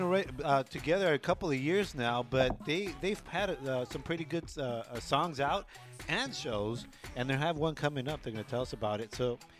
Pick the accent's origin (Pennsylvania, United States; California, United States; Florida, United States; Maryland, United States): California, United States; Southern; Because we're like in Southern California, man. Like, that's where we're from, eh?